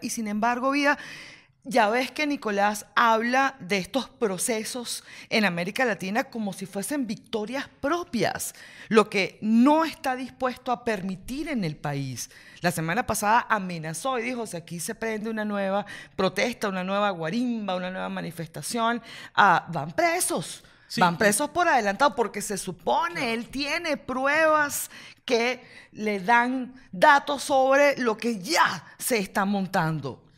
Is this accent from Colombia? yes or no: no; Venezuela; somos los venezolanos